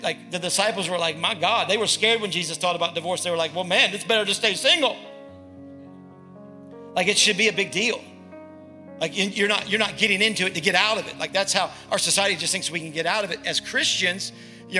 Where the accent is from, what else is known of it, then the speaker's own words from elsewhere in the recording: the South, United States; accent: Southern; Southern. I'm from the South